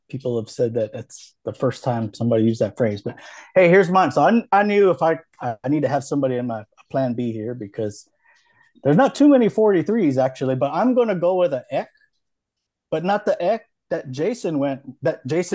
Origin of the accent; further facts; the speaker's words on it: Hawaii, United States; I grew up in Hawaii